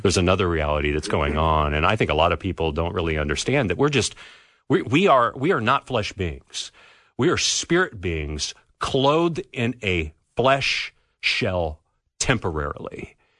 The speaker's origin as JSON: {"language": "English", "region": "California", "country": "United States", "tie": "born or raised there", "moved": "yes", "said": "So I grew up in California."}